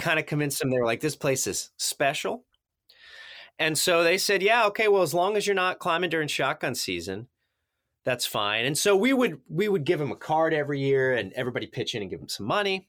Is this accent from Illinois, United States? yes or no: yes; Carbondale, Illinois, United States; I grew up in Southern Illinois in Carbondale